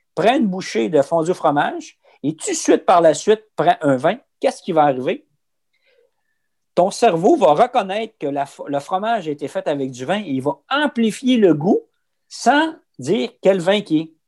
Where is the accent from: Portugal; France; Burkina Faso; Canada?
Canada; Abitibi, Quebec; moi, je viens d'Abitibi